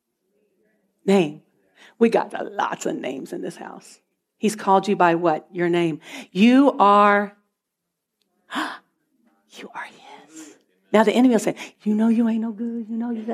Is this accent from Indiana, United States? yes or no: no; Virginia, United States; moved away as an adult; now in Canada; I've always been in Virginia my whole life. I was born in Virginia, and I lived in Virginia